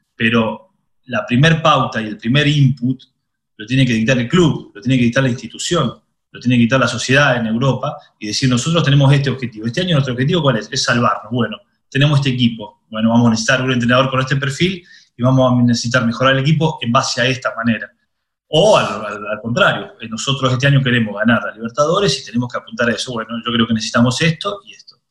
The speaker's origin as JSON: {"language": "Spanish", "country": "Argentina", "tie": "born or raised there", "also_born_or_lived": "Italy", "moved": "as an adult", "said": "yo crecí eh, futbolísticamente en Argentina, pero mentalmente maduré en Italia hice 15 años de Italia."}